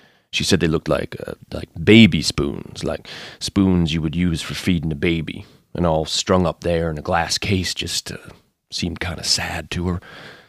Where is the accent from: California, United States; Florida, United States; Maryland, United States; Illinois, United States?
Florida, United States; Orlando; I mean, I grew up outside of Orlando. All I could do was compare the place to Disney.